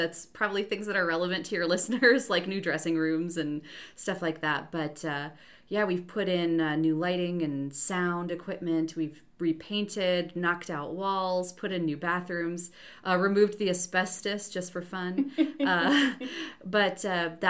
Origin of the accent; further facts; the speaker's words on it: Jamestown, North Dakota, United States; now in Goshen, United States; I grew up in Jamestown, North Dakota, in the middle